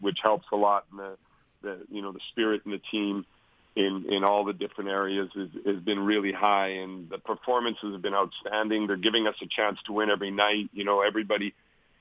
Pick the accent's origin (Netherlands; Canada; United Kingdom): Canada; Winnipeg, Manitoba; moved away; from Winnipeg, my hometown